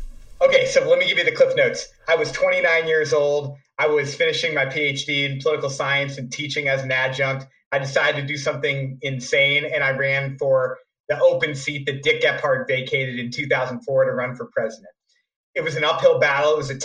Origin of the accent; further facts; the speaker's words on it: St. Louis, Missouri, United States; also born or lived in New York City; came back after 5 years in New York City to my hometown of St. Louis